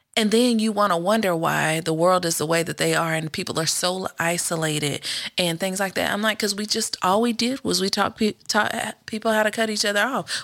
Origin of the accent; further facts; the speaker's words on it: the South, United States; moved away; also born or lived in Indiana; we grew up in the South.